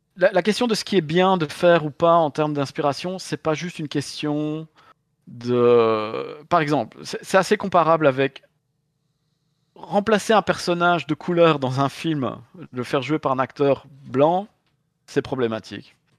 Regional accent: Belgium; je viens de Belgique

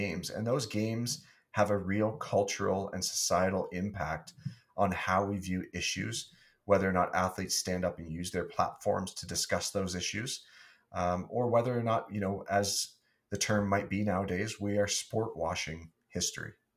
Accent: Wallaceburg, Ontario, Canada; being from Wallaceburg, Ontario, which was my hometown

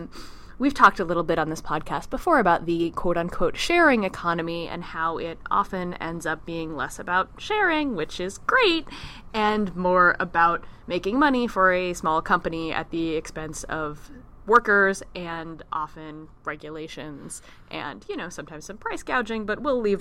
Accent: New York, United States; I'm a New Yorker.

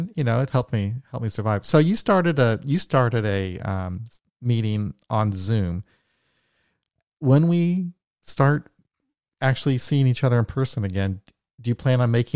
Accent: United States; as an American

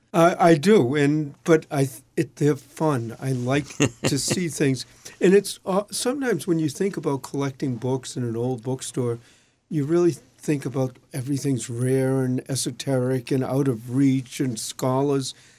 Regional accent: Boston, Massachusetts, United States; when I grew up in Dorchester, which is a s, section of Boston

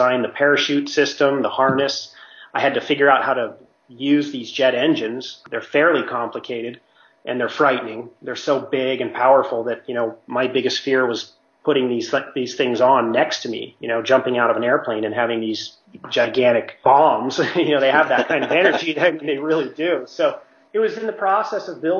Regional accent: Mammoth Lakes, California, United States; moved away; I'm from Mammoth, and my parents have a house up there

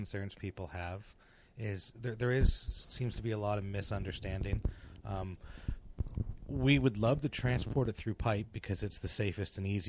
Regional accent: Toronto, Ontario, Canada; now in Fort McMurray, Canada; I'm from Toronto.

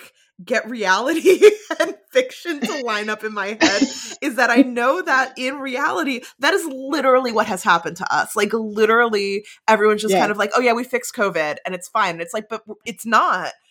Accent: New Jersey, United States; moved away as an adult; also born or lived in New York City area; now in Boston area, United States; I grew up in New Jersey

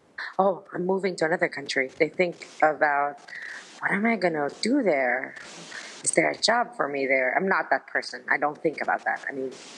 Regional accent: Philippines; moved away as an adult; also born or lived in Milan, Italy; my mother's from the Philippines, and I grew up in the Philippines

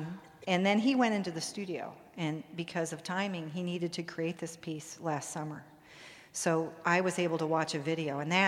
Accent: East Coast, United States; I'm from the East Coast, and it is still snowing in New York.

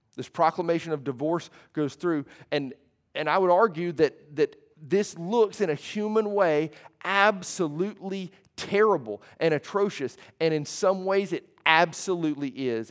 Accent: United States; being an American

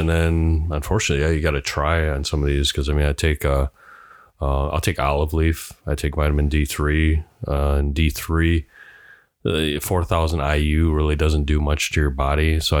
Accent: Hawaii, United States; Because, you know, I'm Hawaiian.

